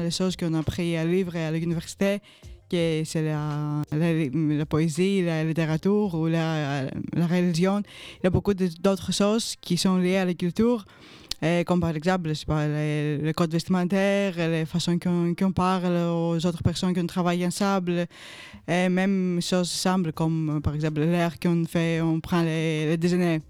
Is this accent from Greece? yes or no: yes; Greece; French is a second language; moved away as an adult; now in Brussels, Belgium